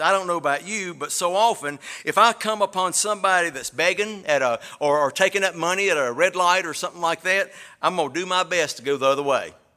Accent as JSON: {"language": "English", "region": "Alabama", "country": "United States", "moved": "yes", "said": "y'all know I'm from Alabama."}